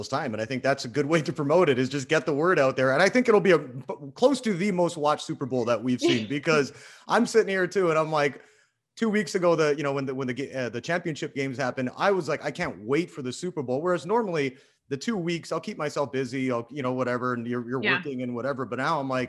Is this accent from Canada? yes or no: yes; Canada; I'm Canadian